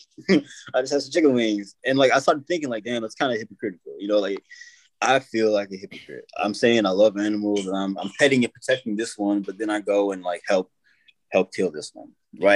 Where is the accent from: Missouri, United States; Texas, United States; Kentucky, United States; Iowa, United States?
Kentucky, United States; moved away; also born or lived in Wyoming / Tennessee; I was raised in Kentucky uh, for a while and then moved to Wyoming.